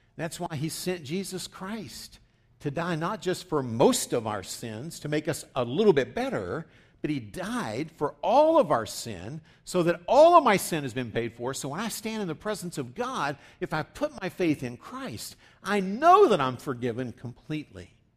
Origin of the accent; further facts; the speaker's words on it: West Virginia, United States; as I grew up saying in West Virginia